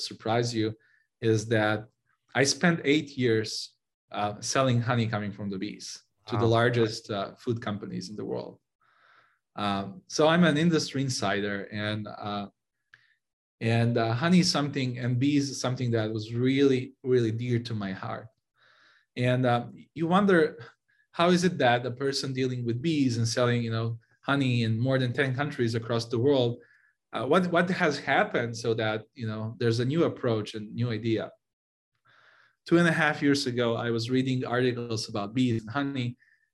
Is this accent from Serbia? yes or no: yes; Serbia; moved away as an adult; now in San Francisco, United States; I moved from Serbia, where I grew up and spent most of my life